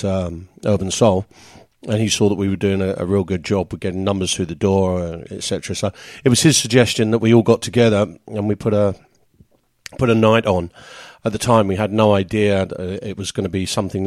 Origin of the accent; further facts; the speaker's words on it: Tolworth, London, United Kingdom; the Record Exchange in my hometown of Tolworth, which is just not too far from Kingston-upon-Thames in the UK